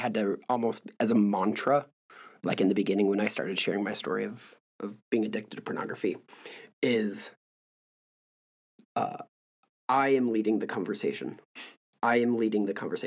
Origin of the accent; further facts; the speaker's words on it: Midwest, United States; I'm from the Midwest up there